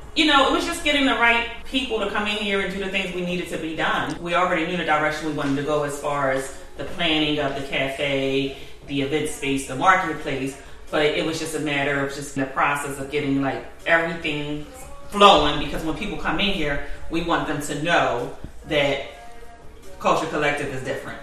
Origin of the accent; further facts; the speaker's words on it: Glassboro, New Jersey, United States; I'm um, originally from Glassboro, New Jersey.